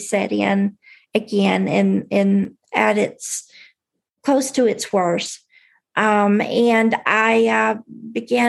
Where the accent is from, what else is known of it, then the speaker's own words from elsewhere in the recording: Tennessee, United States; I grew up in Tennessee